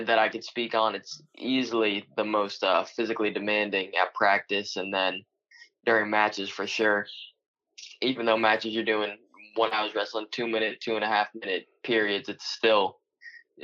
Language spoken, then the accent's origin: English; Manasquan, New Jersey, United States; also born or lived in Lacey Township, New Jersey; I grew up in Manasquan, New Jersey, down at the shore